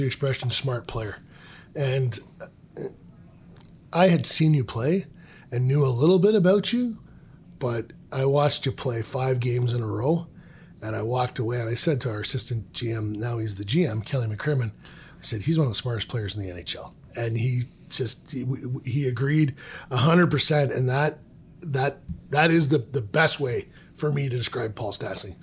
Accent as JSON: {"language": "English", "region": "Ontario", "country": "Canada", "tie": "born or raised there", "said": "I'm growing up in Ontario"}